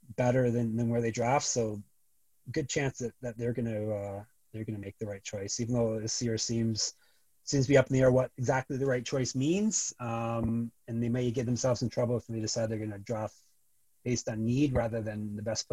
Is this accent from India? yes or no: no; Canada; accent: Canadian; my Canadian accent